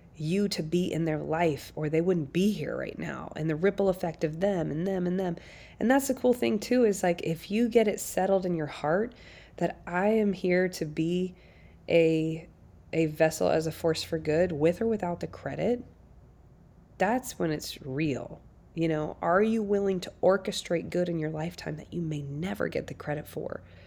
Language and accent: English; South Carolina, United States; now in Nashville, United States; I grew up in South Carolina with six kids